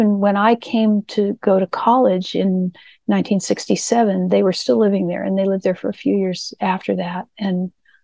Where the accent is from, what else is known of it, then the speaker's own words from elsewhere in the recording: Burlingame, California, United States; moved away as an adult; also born or lived in New York; I grew up in Burlingame, California.